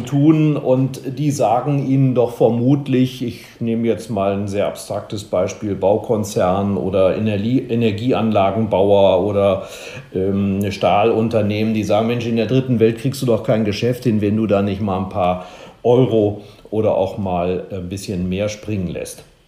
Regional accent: Germany; wir als Deutsche

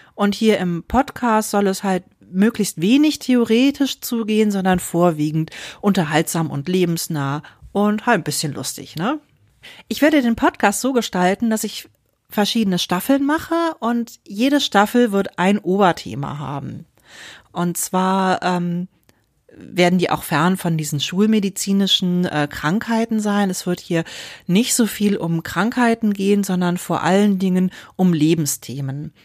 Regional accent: Wuppertal, North Rhine-Westphalia, Germany; moved away as an adult; also born or lived in Berlin; als ich aber auch noch sehr klein war, sind wir dann nach Deutschland gekommen, nach Wuppertal

